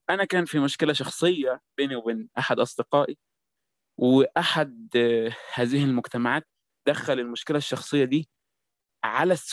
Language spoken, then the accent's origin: Arabic; Egypt; الكوميونيتيز بتاعت المبصرين عندنا في مصر